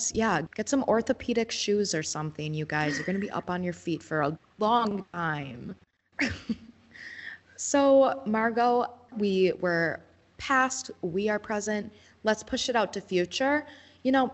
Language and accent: English; Shawano, Wisconsin, United States; I am from Shawano.